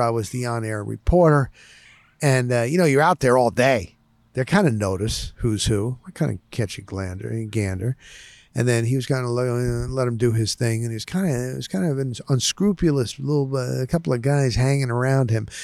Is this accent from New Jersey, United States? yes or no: yes; New Jersey, United States; also born or lived in Dover, Morris County, New Jersey; I grew up in North Jersey